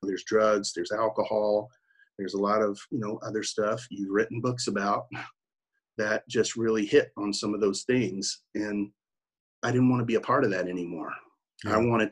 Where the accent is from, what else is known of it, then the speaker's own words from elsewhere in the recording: Oklahoma City, Oklahoma, United States; accent: country; also born or lived in New York; I'm from Oklahoma City